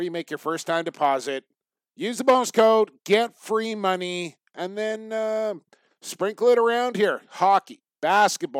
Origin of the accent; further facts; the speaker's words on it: Coquitlam, British Columbia, Canada; my hometown of Coquitlam, British Columbia